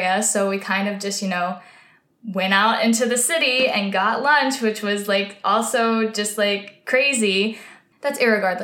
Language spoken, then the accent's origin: English; White Oak, Texas, United States; moved away as an adult; now in New York, United States; I'm from White Oak.